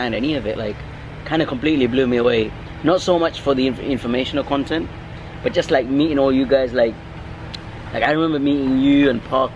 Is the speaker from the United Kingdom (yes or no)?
yes; England, United Kingdom; moved away as an adult; also born or lived in London; now in Thailand; I'm from England, 30 years old